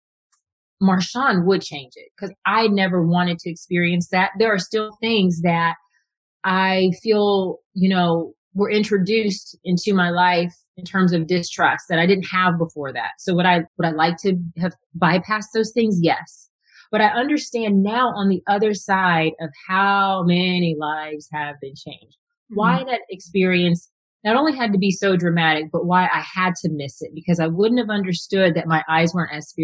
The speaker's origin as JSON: {"language": "English", "region": "Texas", "country": "United States", "tie": "born or raised there", "said": "I was a problem child growing up in Texas as a Black girl in a white school."}